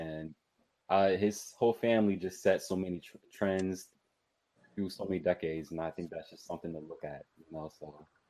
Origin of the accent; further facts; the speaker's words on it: Connecticut, United States; as Aubin pointed out. I'm from Connecticut.